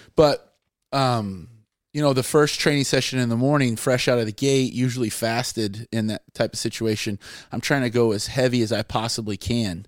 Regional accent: Terrell, Texas, United States; moved away as an adult; now in Rhode Island, United States; I'm from Terrell, Texas, um, which is about an hour east of Dallas

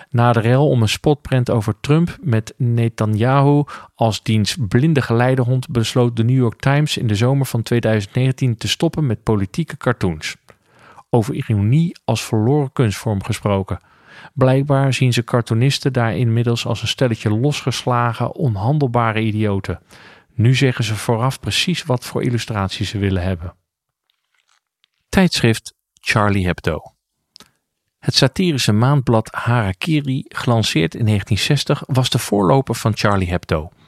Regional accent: Ermelo, Gelderland, Netherlands; Ik groeide op in Ermelo in een gereformeerd gezin.

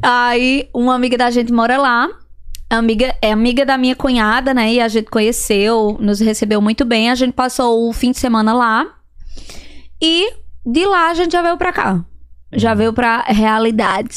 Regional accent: Serra Talhada, Pernambuco, Brazil; moved away as an adult; Serra Talhada, Pernambuco. Serra Talhada. Fica a cinco horas de viagem de Recife

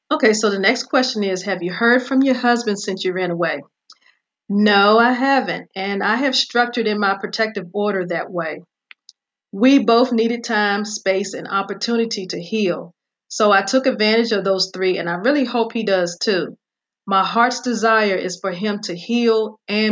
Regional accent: Virginia, United States; my hometown of Virginia

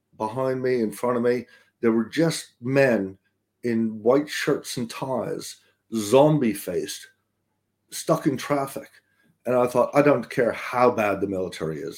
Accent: Boston, Massachusetts, United States; I grew up in Boston, Massachusetts, or around there.

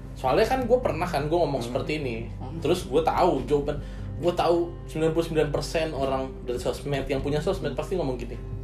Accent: Bekasi, West Java, Indonesia; gue orang Bekasi

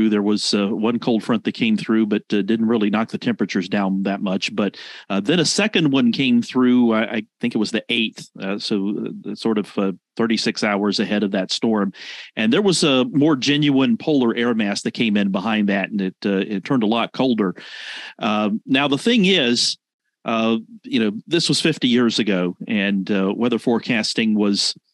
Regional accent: Rock Hill, South Carolina, United States; I grew up in Rock Hill, late 70s and the 80s.

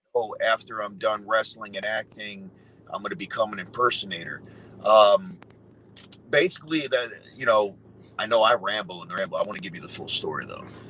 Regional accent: New York, United States; I'm from New York

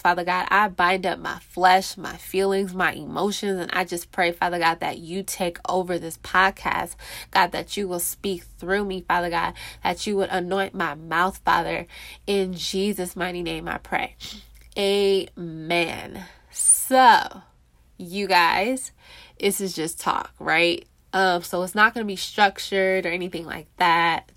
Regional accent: California, United States; moved away as an adult; now in Texas, United States; I'm from California

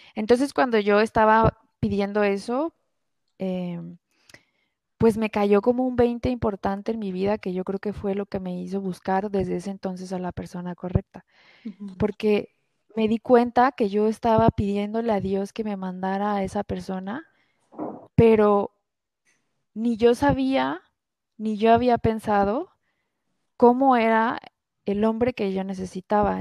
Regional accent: Guadalajara, Jalisco, Mexico; also born or lived in France; yo soy de Guadalajara, vivo en Guadalajara.

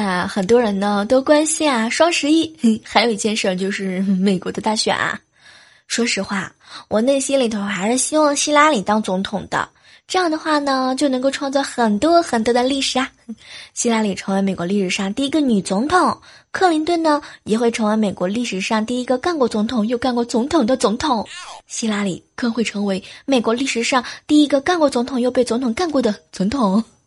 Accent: southern China, China; moved away; 作为一个南方人

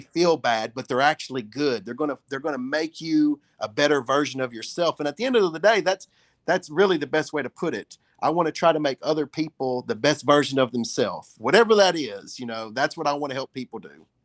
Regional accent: Huntingdon, Tennessee, United States; moved away; I was selling cards when I was twelve years old at the flea market there in Huntingdon

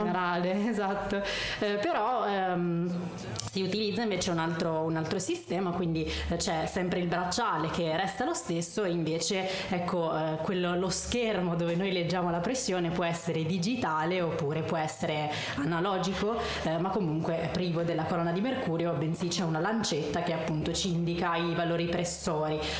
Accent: San Nicandro Garganico, Apulia, Italy; moved away; also born or lived in Modena; Il mio paesino si chiama San Nicandro Garganico.

